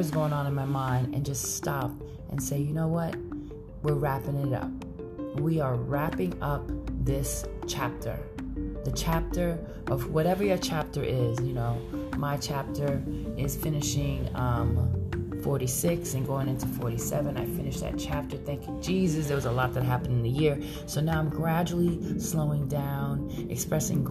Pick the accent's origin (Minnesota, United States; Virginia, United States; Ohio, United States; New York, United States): New York, United States; New York City; now in San Francisco Bay Area, United States; I am Brooklyn all day